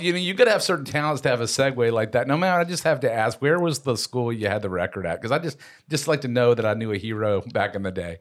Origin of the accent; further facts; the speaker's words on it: Tucker, Georgia, United States; we were at Tucker High School